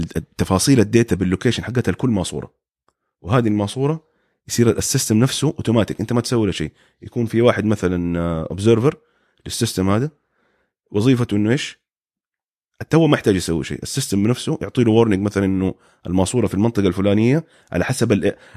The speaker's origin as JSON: {"language": "Arabic", "country": "Saudi Arabia", "moved": "as an adult", "lives_now": "United States", "said": "عندنا في السعوديه"}